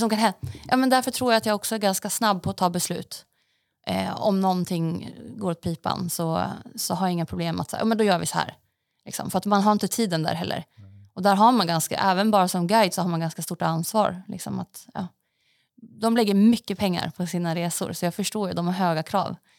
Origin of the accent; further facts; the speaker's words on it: Västerås, Västmanland, Sweden; moved away as an adult; also born or lived in Norway / Stockholm; då bodde jag i Västerås också till, innan jag hann flytta hit där jag kommer ifrån Västerås